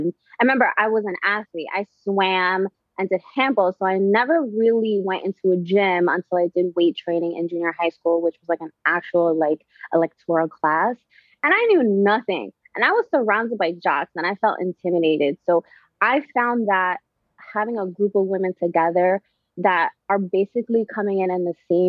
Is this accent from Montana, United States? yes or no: no; New York, United States; me growing up in New York